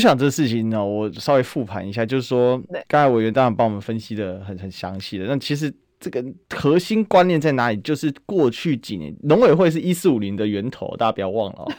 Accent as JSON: {"language": "Chinese", "country": "Taiwan", "said": "我们台湾人可以欣然地接受"}